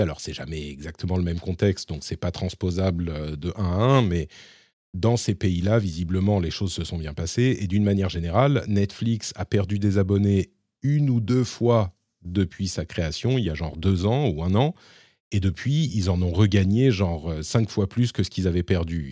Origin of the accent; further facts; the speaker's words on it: France; now in Finland; chez nous, en France